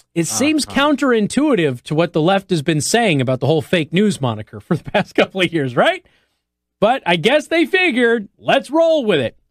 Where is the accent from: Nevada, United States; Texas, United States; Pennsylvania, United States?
Nevada, United States; Las Vegas; moved away; I'm from Las Vegas